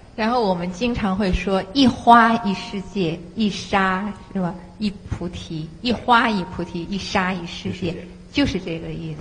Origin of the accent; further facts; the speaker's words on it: China; 作为一个中国人